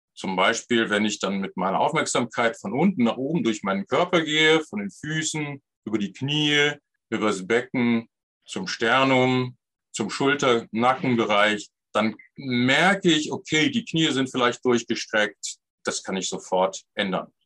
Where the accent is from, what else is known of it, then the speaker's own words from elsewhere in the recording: Bergisches Land, North Rhine-Westphalia, Germany; also born or lived in Cologne; ich wohnte damals im Bergischen Land